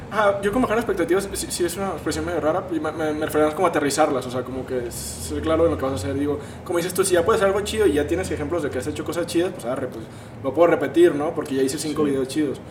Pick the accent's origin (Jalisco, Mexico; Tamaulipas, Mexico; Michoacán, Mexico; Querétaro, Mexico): Jalisco, Mexico; Guadalajara; somos aquí de Guadalajara